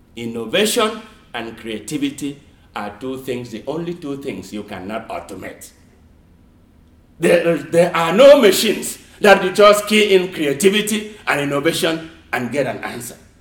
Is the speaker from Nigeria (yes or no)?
yes; Nigeria; now in United States; I grew up in Nigeria. I never ever heard of the word Kwanzaa until I came to America.